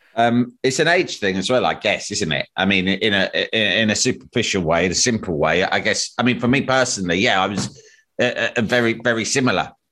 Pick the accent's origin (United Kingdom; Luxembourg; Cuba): United Kingdom; being British and living in our society